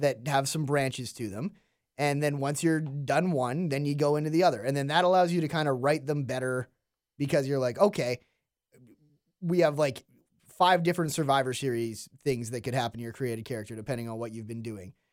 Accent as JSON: {"language": "English", "country": "Canada", "said": "as a Canadian"}